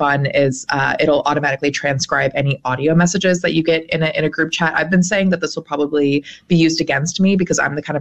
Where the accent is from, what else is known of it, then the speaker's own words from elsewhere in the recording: Champaign, Illinois, United States; moved away; I grew up in a smaller college town, so I grew up in Champaign, Urbana, Illinois.